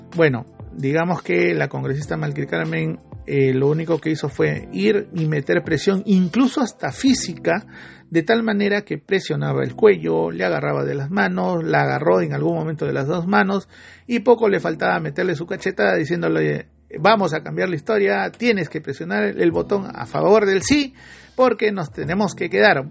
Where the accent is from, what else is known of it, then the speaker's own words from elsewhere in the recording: Peru; uno como peruano